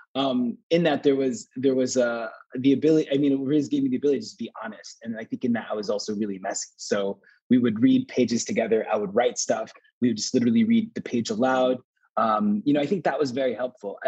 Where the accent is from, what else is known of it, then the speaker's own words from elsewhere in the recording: United States; also born or lived in New York / Texas; I'm I'm an American Muslim, right? Like Pakistani, whatever, right? But I grew up in New York and Texas.